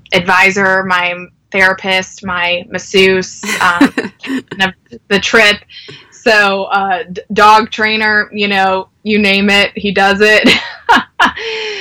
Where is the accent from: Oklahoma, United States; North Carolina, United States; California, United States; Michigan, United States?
North Carolina, United States; I am from North Carolina